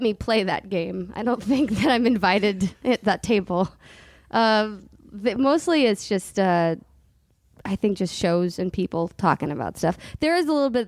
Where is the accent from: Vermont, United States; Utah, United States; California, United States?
California, United States; Southern; we grew up like in Southern California